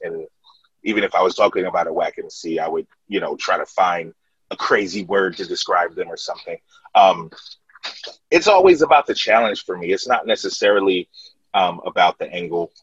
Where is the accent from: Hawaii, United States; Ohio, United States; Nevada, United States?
Ohio, United States; Columbus; we represent Columbus, Ohio